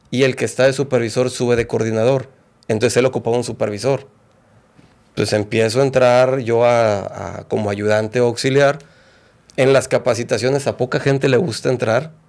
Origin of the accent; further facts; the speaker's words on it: Guadalajara, Jalisco, Mexico; born there; Pues bueno, yo nací en Guadalajara.